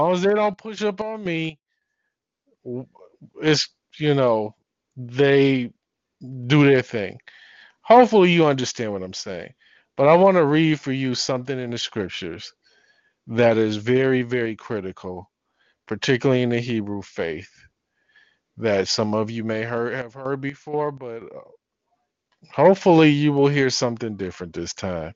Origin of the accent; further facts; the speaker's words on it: Detroit, Michigan, United States; I'm from Detroit.